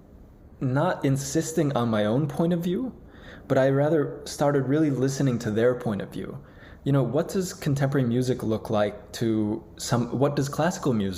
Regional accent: Buffalo, New York, United States; I'm from Buffalo. I sort of grew up in, my parents were librarians at SUNY Buffalo

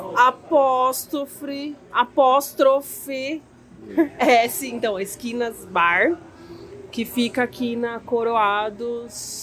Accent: Santo André, São Paulo, Brazil; a gente é de Santo André

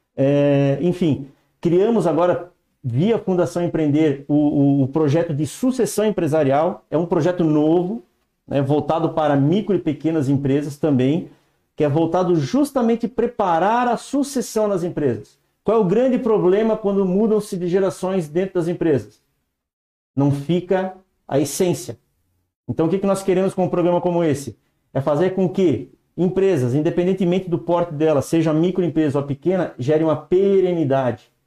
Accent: Blumenau, Santa Catarina, Brazil; also born or lived in São Paulo; now in São Bento do Sul, Brazil; sou nascido em Blumenau, aqui em Santa Catarina, aqui bem pertinho também

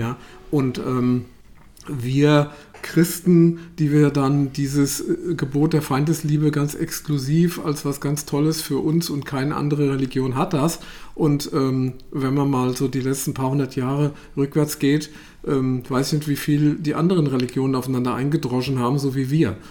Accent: Germany; wir als, als Deutsche

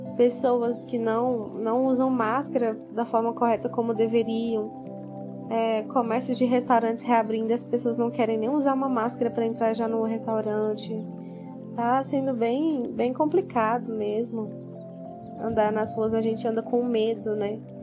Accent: Aparecida de Goiânia, Goiás, Brazil; eu sou de Aparecida de Goiânia, Goiás

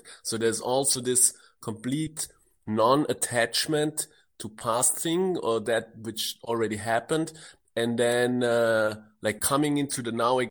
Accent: Austria; I grew up in Austria

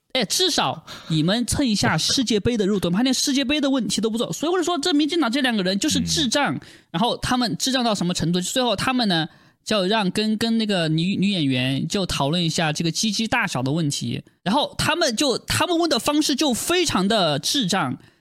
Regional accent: China; 我作为中国人

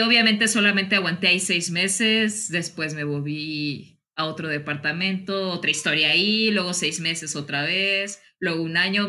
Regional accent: Mexico; also born or lived in León, Guanajuato; uno como mexicano

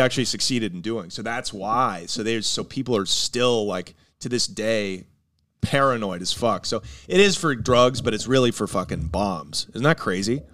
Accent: Portland, Oregon, United States; I'm from Portland

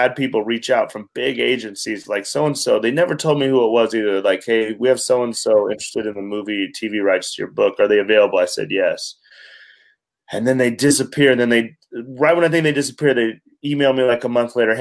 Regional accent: Wyoming, United States; I'm a kid from Wyoming.

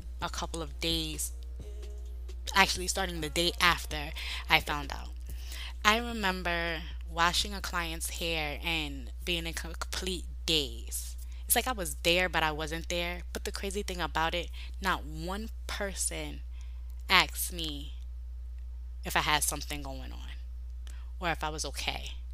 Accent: New York, United States; I'm from New York. In New York is a diverse people.

